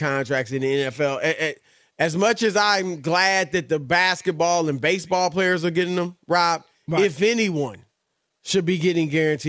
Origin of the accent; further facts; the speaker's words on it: Cleveland, Ohio, United States; That's all we got to say in Cleveland. That's right. You know I'm from Cleveland.